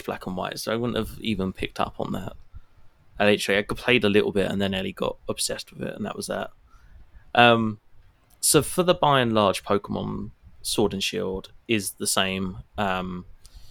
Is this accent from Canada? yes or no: no; United Kingdom; the bits of the UK that I'm from